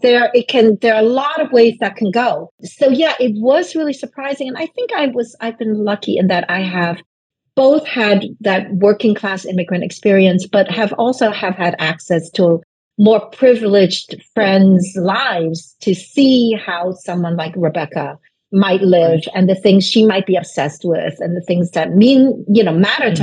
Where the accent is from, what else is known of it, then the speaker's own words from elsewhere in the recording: New York City, New York, United States; English is a second language; I was living in this rundown, roach infested apartment that wasn't even heated. So in New York City